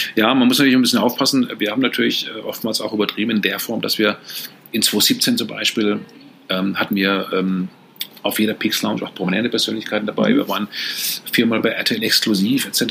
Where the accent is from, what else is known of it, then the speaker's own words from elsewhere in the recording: Karlsruhe, Baden-Württemberg, Germany; ich komme aus Karlsruhe, ist natürlich viel, viel kleiner